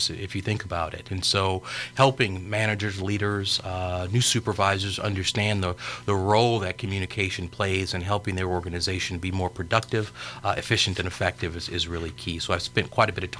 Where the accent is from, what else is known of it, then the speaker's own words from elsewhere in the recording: Los Angeles, California, United States; moved away as an adult; also born or lived in Indiana / Pullman, Washington / Kentucky / Georgia; now in Tyler, United States; originally from Southern California, born and raised in Los Angeles